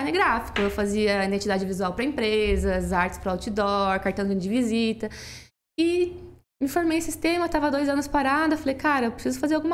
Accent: Toledo, Paraná, Brazil; Sou de Toledo, nascida em Toledo.

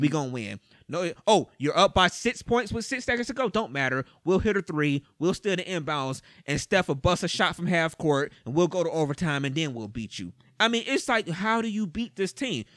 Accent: Cleveland, Ohio, United States; I'm from Cleveland.

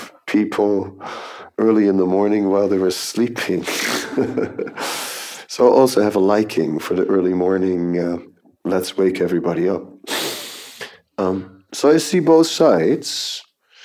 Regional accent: Netherlands; moved away; we are both from the Netherlands

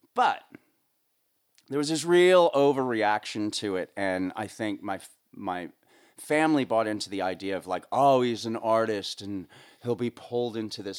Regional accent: northern New Jersey, United States; moved away as an adult; born and raised in northern New Jersey

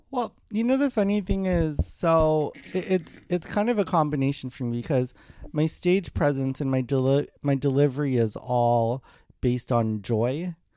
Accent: Winnipeg, Manitoba, Canada; moved away; also born or lived in Alberta / Toronto; I grew up in Winnipeg

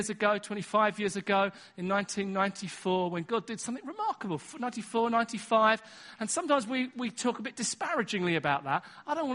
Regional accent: Manchester, North West England, United Kingdom; I was from Manchester

